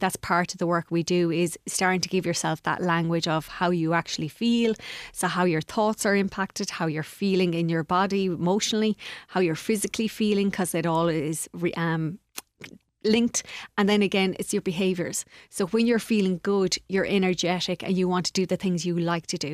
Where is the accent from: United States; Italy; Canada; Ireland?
Ireland; Castlegar, Connacht; I'm from, uh, Castlegar.